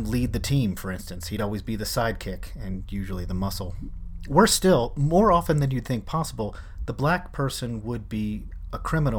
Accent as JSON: {"language": "English", "town": "Philadelphia", "region": "Pennsylvania", "country": "United States", "tie": "born or raised there", "said": "I grew up in Philadelphia in the 1970s, and Philly at that time was a very segregated city."}